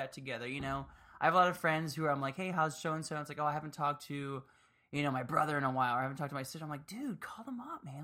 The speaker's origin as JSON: {"language": "English", "town": "Miami", "region": "Florida", "country": "United States", "tie": "born or raised there", "moved": "yes", "said": "I grew up in Miami"}